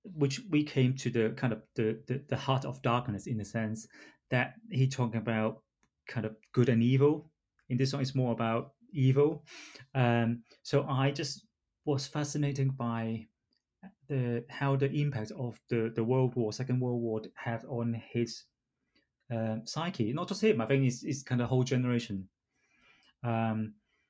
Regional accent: Hong Kong; now in England; because I was born in Hong Kong

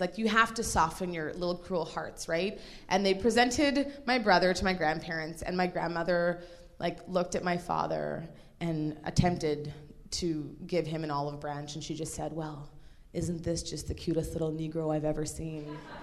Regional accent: Nigeria; now in Toronto, Canada; I was born in Nigeria

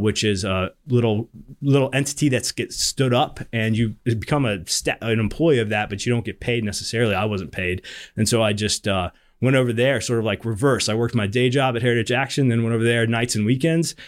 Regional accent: North Carolina, United States; moved away as an adult; also born or lived in Georgia; now in Washington, D.C., United States; I'm from North Carolina originally

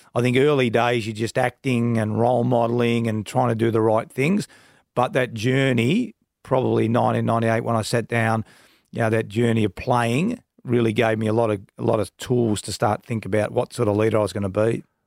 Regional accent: Donvale, Victoria, Australia; I grew up in Donvale

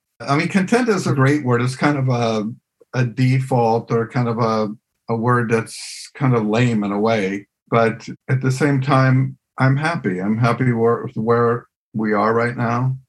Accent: United States; moved away; my home country in the U.S.

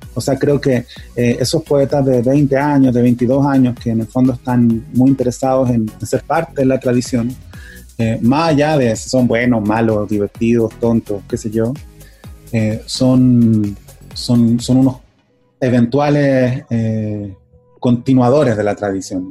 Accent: Chile; soy chileno

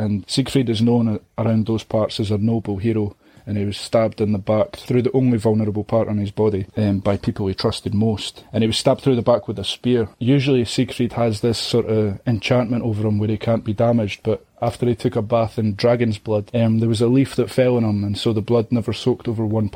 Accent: Scotland, United Kingdom; judging me for being Scottish

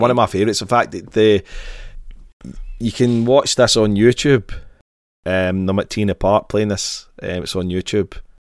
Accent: Glasgow, Scotland, United Kingdom; grew up in Glasgow, I grew up in Govan

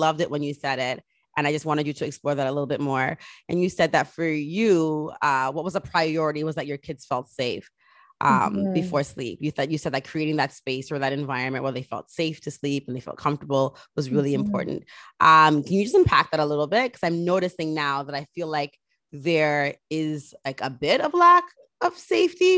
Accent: Jamaica; being Jamaican, we used to get Ray and Nephew on the tongue

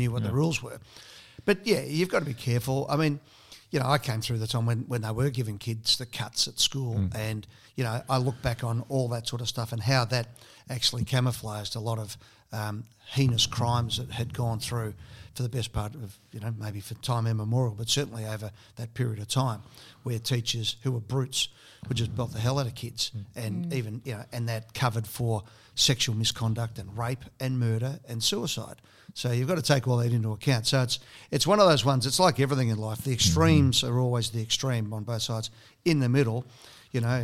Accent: Broadmeadows, Victoria, Australia; also born or lived in Sydney; growing up in Broadmeadows

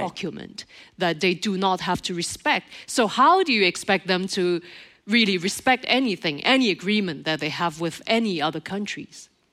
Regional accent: Montreal, Quebec, Canada; in Montreal, my my hometown

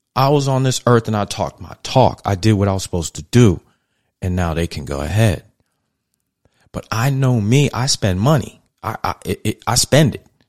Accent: New York City, New York, United States; I was raised in Brooklyn, New York in the eighties, early eighties

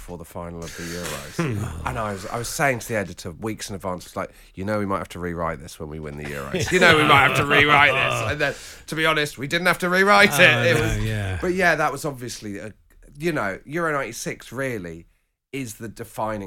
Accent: West Country, South West England, United Kingdom; growing up in the West Country

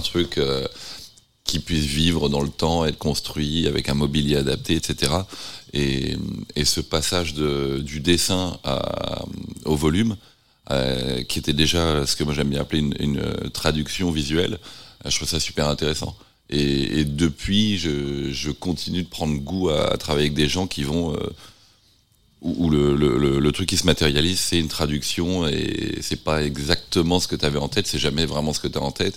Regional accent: Nantes, Pays de la Loire, France; born or raised there; moved away; also born or lived in London / San Francisco

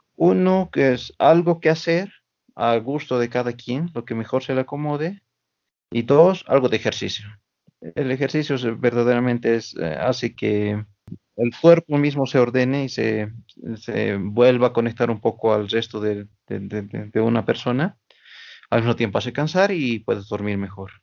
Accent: Oruro, Bolivia; yo soy de aquí de Oruro por parte de mi papá, pero mi mamá es del lado de Sucre

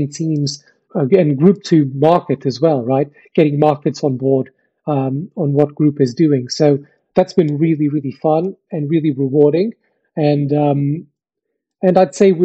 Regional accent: Portugal; moved away as an adult; now in United Kingdom; I wasn't born in the UK. I was born in Portugal. I moved to the UK 10 years ago

